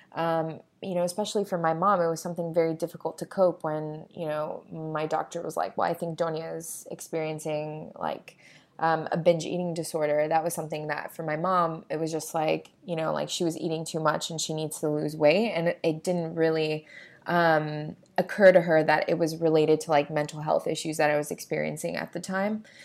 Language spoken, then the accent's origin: English; Florida, United States; moved away; also born or lived in New York; In Florida, I grew up in Florida